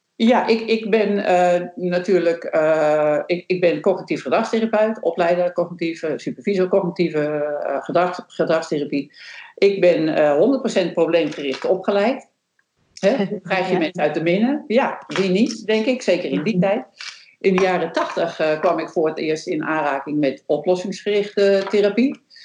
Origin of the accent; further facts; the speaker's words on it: Netherlands; ik als Nederlander